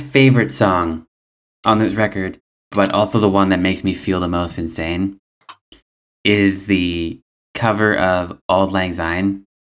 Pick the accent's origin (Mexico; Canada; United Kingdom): United Kingdom; Scotland; as a Scottish person